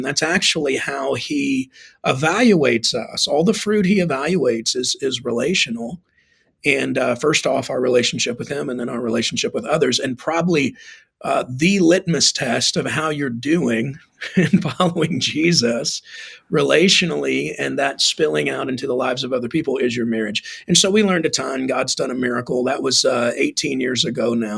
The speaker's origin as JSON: {"language": "English", "region": "Texas", "country": "United States", "moved": "yes", "lives_now": "Arizona, United States", "said": "I'm from Texas"}